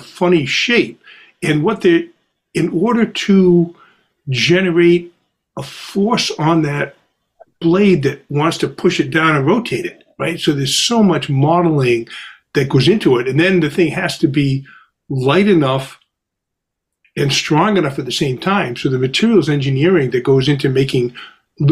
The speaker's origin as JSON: {"language": "English", "town": "New Bedford", "region": "Massachusetts", "country": "United States", "tie": "born or raised there", "said": "I grew up in New Bedford"}